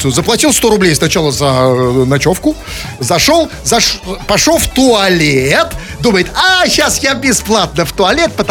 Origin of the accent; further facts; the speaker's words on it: Saint Petersburg, Russia; я петербуржец в 100 500 там, поколении